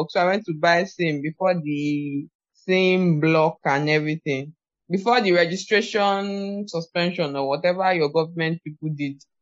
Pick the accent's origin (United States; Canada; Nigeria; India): Nigeria; Ondo; I'm from Ondo State, but I've never been to Akure.